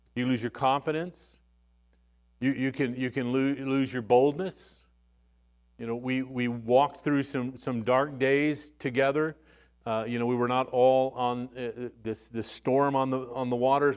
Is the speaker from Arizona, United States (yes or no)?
yes; Arizona, United States; moved away; also born or lived in West Texas; I was born in West Texas, and, uh, you know, but raised mostly in Arizona, but all of these West Texans were around me